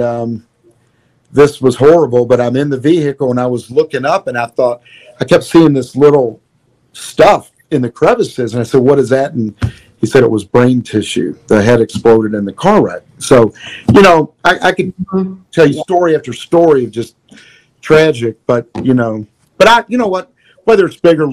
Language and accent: English; Louisville, Kentucky, United States; I'm from Louisville. 502 is our area code.